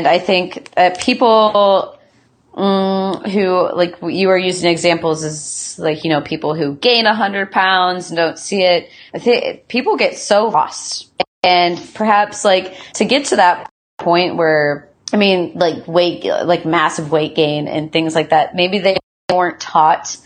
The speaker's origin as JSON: {"language": "English", "region": "Midwest", "country": "United States", "tie": "born or raised there", "also_born_or_lived": "Athens, Ohio", "moved": "yes", "lives_now": "Seattle, United States", "said": "Growing up in the Midwest"}